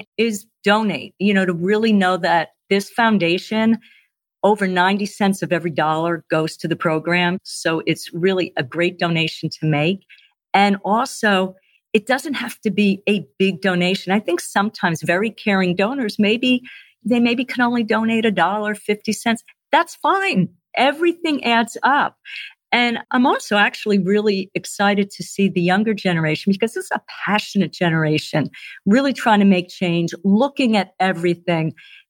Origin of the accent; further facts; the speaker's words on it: Northeast, United States; And again, I'm from the Northeast, so I've had steak and cheese.